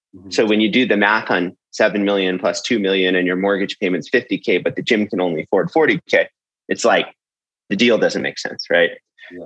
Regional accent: San Jose, California, United States; I'm originally from San Jose, California, and for those that don't know, that's Silicon Valley, which where most of the tech companies there. Essentially, I grew up there

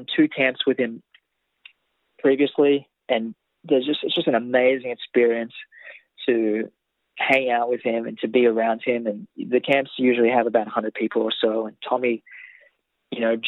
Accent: Tamagog, New South Wales, Australia; moved away as an adult; now in Nashville, United States; I'm from Temagog. I'm not from Sydney

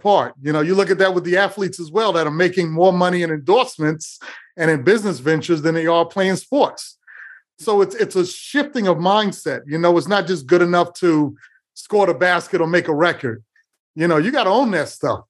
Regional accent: New York City, New York, United States; I grew up in New York City

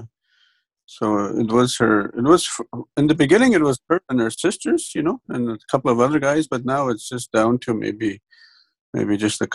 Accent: Moose Factory, Ontario, Canada; first language Cree; English is a second language; moved away as an adult; now in Waskaganish, Canada; I'm originally from Moose Factory, Ontario, like born and raised in Moose Factory, Ontario

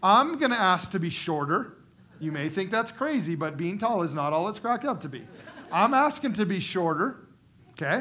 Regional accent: United States; as American people living in the wealthiest country in the world

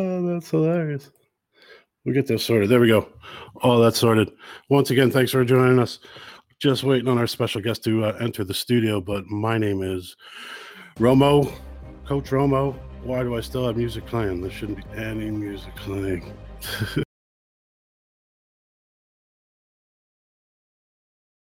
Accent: United States; now in Ireland; I'm an American living in Ireland

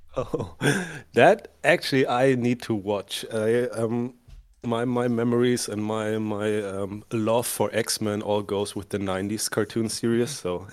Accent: Germany; accent: thick German; English is a second language; also born or lived in United States; coming from Germany, which you can hear by my thick accent

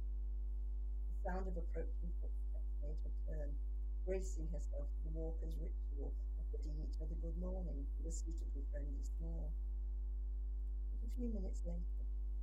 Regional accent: Liverpool, North West England, United Kingdom; also born or lived in Manchester; I'm from Liverpool, and yeah. I was a student in Manchester, and I live south of Manchester.

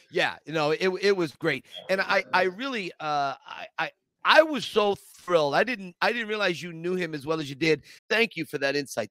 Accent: Scranton, Pennsylvania, United States; I grew up in Scranton, Pennsylvania

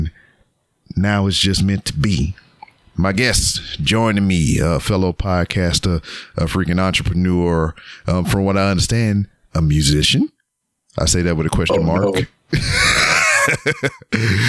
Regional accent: Louisiana, United States; now in Houston, United States; I'm from Louisiana originally, but I just happen to live in Texas.

